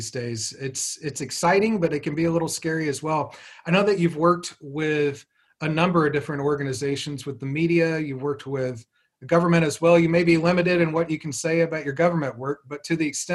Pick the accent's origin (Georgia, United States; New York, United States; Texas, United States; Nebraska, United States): Texas, United States; Fort Worth; my hometown of Fort Worth